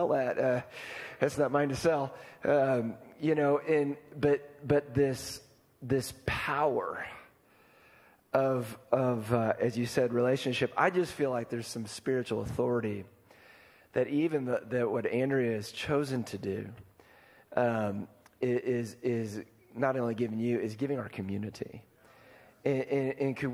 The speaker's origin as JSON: {"language": "English", "region": "Iowa", "country": "United States", "said": "I'm from Iowa"}